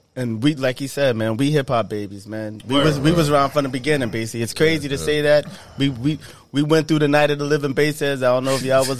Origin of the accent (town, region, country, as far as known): Waterbury, Connecticut, United States; born or raised there